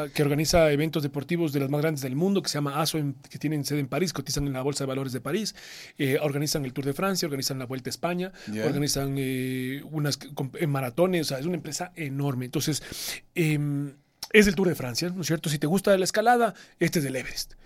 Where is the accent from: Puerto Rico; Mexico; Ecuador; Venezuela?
Ecuador; no fui solo el primer ecuatoriano en participar, sino que además soy el primer ecuatoriano en cumplir los 10 años